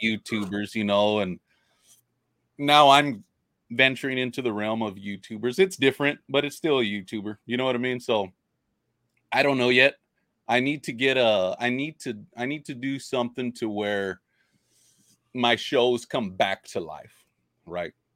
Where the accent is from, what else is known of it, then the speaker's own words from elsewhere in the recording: Robstown, Texas, United States; I grew up fishing. I'm from Robstown, Robstown, Texas.